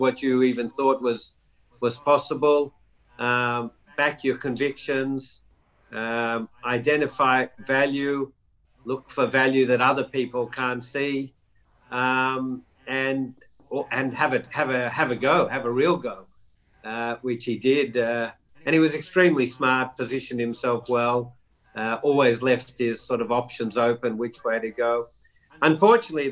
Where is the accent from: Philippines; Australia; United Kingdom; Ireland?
Australia; Melbourne, Victoria; also born or lived in New York; I was sent back to my hometown in Melbourne